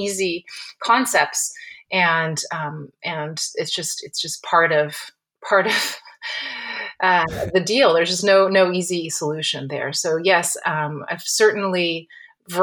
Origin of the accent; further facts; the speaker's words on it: Napa Valley, California, United States; I grew up in the Napa Valley